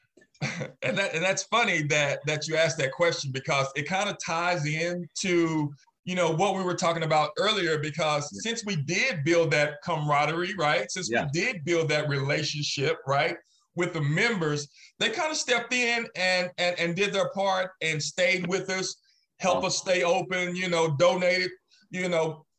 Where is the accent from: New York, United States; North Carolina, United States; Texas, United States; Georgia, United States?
Texas, United States; Dallas; I'm from Dallas